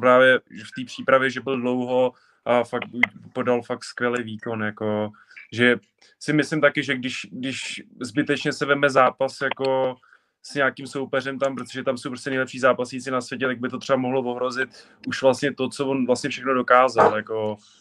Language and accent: Czech; Czechia; jsem Čech